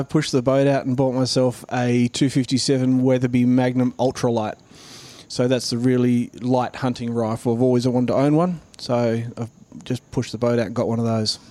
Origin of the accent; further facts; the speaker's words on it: Mount Gambier, South Australia, Australia; also born or lived in New South Wales; now in Queensland, Australia; South Australia, where I'm from, is a real duck hunting place, and I grew up around Mount Gambier region